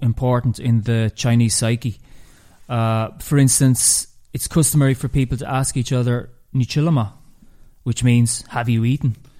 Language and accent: English; Ireland